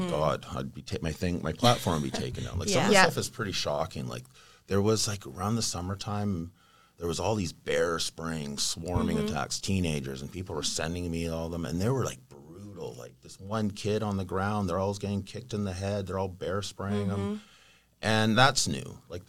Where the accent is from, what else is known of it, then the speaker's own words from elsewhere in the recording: Vancouver, British Columbia, Canada; I was born and raised in Vancouver.